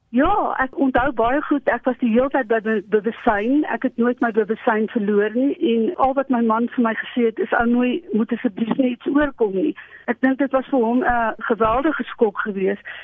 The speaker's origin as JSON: {"language": "Afrikaans", "town": "Potchefstroom", "region": "North West", "country": "South Africa", "tie": "born or raised there", "also_born_or_lived": "Primrose East, Germiston", "moved": "as an adult", "lives_now": "Loxton, South Africa", "said": "ek het groot geword in die laerskool in Primrose Oos en daarna as ek in my hoërskool en my studente daar maar die hele tyd in Potchefstroom gewees"}